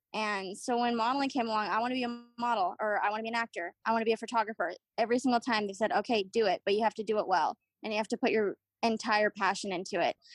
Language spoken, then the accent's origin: English; Austin, Texas, United States; now in San Antonio, United States; I was born in Austin, and then my parents moved us, relocated us to San Antonio